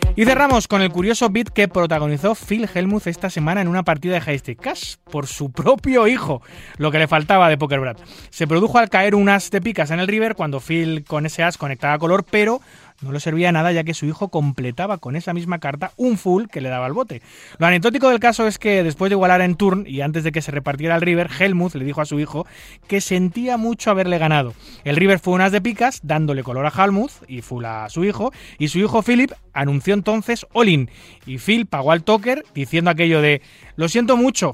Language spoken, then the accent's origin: Spanish; Spain